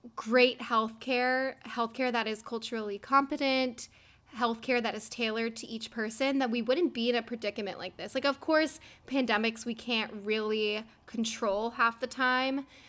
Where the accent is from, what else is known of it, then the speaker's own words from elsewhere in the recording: New Jersey, United States; we're all from New Jersey